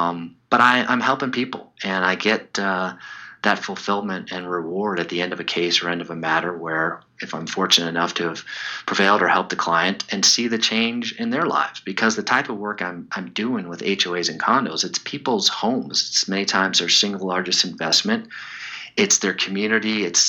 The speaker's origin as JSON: {"language": "English", "town": "Chicago", "region": "Illinois", "country": "United States", "tie": "born or raised there", "said": "When I was a kid growing up in Chicago, there was a goalie named Tony Esposito."}